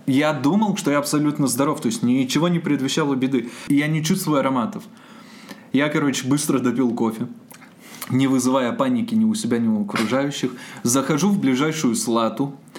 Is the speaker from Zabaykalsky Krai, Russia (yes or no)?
yes; Borzya, Zabaykalsky Krai, Russia; now in Irkutsk, Russia; Я родом из Забайкальского края, город Борзя